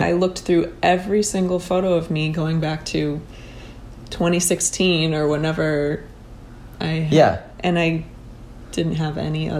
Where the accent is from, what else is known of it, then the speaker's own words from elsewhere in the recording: Minnesota, United States; now in New York, United States; being from Minnesota